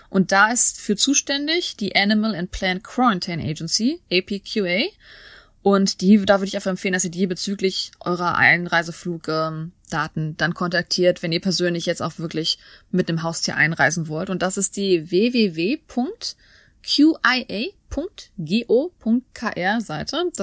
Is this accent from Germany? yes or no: no; South Korea; Weil ich ja diese Voraussetzungen erfüllt habe und das in Korea gemacht habe und ich als Koreaner zurückgekommen bin